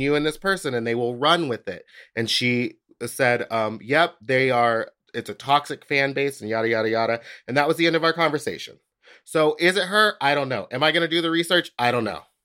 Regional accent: Houston, Texas, United States; moved away; I'm from Houston

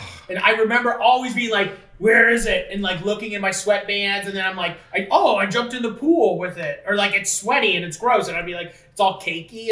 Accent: Fort Erie, Ontario, Canada; we were from Fort Erie

